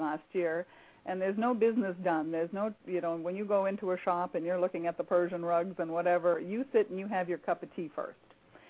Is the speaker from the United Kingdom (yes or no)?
no; Canada; now in United States; I grew up in Canada, so I grew up a tea drinker from the time I was a child. And moving to the U.S.